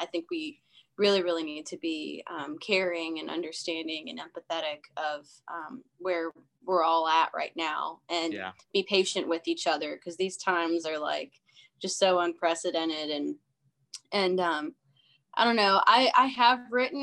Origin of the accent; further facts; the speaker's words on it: Canton, Ohio, United States; I grew up in Ohio